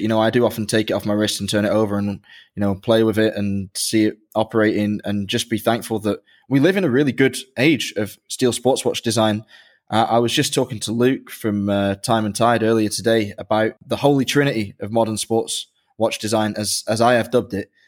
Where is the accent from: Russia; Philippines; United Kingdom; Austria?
United Kingdom; England; I grew up in England